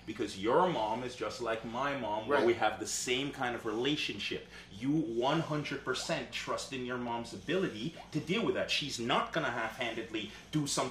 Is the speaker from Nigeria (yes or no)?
no; Jamaica; moved away; I grew up in Jamaica